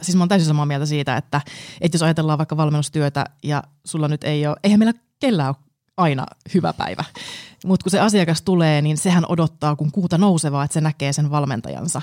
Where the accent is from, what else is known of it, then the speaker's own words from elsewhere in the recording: Jyväskylä, Central Finland, Finland; mä tuun Keski-Suomesta Jyväskylästä alun perin